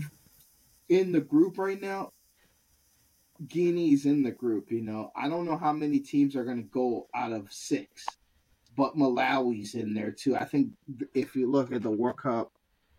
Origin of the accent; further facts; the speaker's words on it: Liberia; Liberia, which is my home country